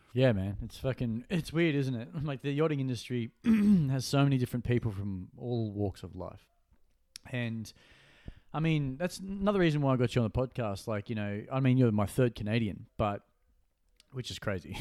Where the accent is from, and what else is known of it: Gold Coast, Queensland, Australia; born or raised there